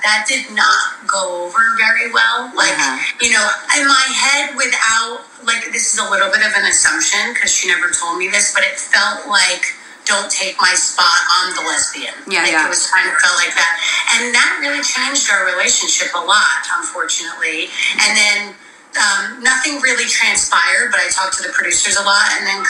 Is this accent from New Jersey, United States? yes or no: yes; Montville, New Jersey, United States; I grew up in Montville, so that's where most of the New Jersey Housewives are from.